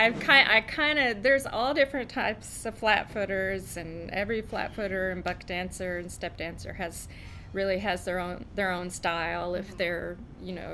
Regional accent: Nashville, Tennessee, United States; moved away as an adult; also born or lived in Hendersonville, Tennessee; now in California, United States; I grew up in Tennessee mainly

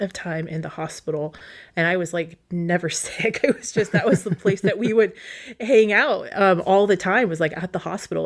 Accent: Wasilla, Alaska, United States; I grew up like in Wasilla

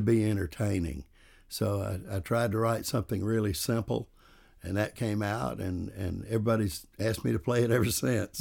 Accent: the South, United States; accent: southern; my southern accent

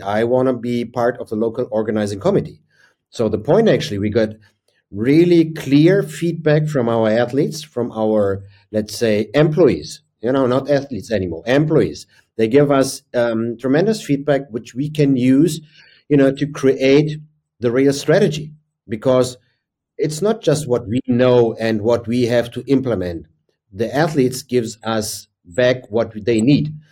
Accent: Berlin, Germany; my hometown is and was Berlin at that time

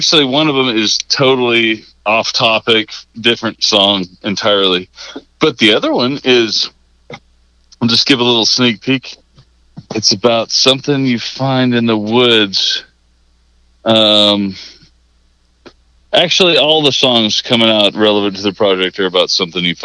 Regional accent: Fort Worth, Texas, United States; moved away as an adult; now in Arkansas, United States; I was born in Fort Worth

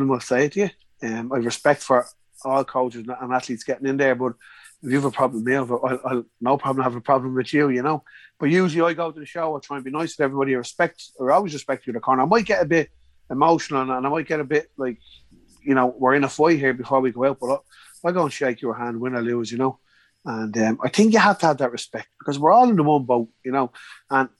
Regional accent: Ireland; We're from Ireland. We're in England.

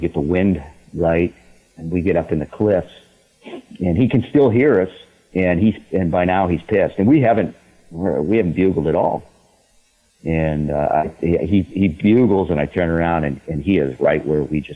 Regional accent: New England, United States; accent: New England; now in northern Idaho, United States; they can hear the New England accent. Yeah, I'm from the East Coast, but I've been up in northern Idaho since, the early 90s

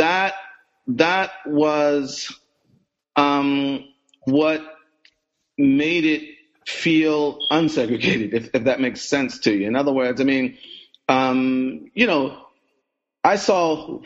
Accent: Philadelphia, Pennsylvania, United States; I was born in Philadelphia, grew up in Philadelphia, sort of came of age

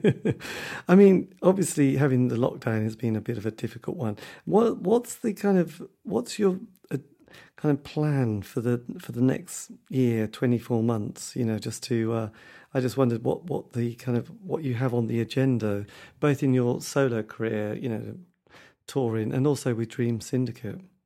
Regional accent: Norwich, East of England, United Kingdom; I come from Norwich, you know, we don't have a lot of amazing bands in this area

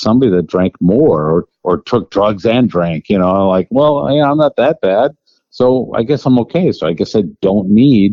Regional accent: Wisconsin, United States; We grew up in Wisconsin, which is, you know, one of the toughest environments

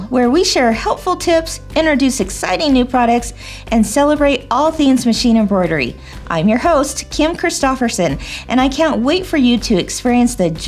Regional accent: Indianapolis, Indiana, United States; I am from Indianapolis.

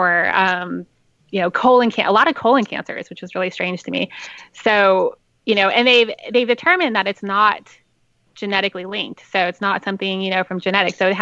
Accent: Las Vegas, Nevada, United States; now in San Diego, United States; I'm from Vegas

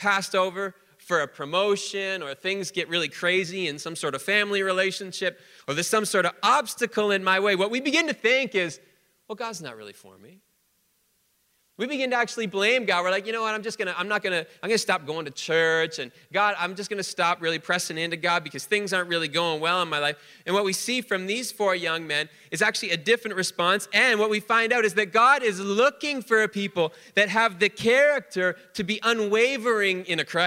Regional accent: Canada; we're Canadian.

